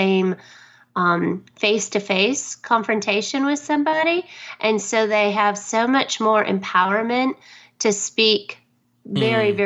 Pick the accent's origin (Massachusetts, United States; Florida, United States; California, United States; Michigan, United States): Michigan, United States; Detroit; now in Dallas, United States; I grew up in actually outside of Detroit